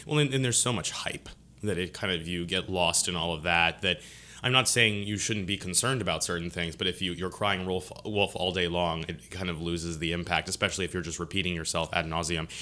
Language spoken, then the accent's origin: English; Lancaster, Pennsylvania, United States; now in Baton Rouge, United States; I grew up in, uh, Lancaster, Pennsylvania